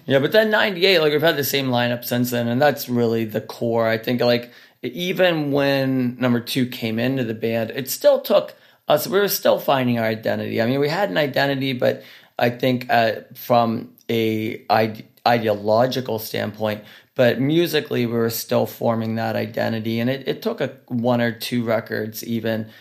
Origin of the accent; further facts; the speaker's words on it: Pittsburgh, Pennsylvania, United States; we're from Pittsburgh, Pennsylvania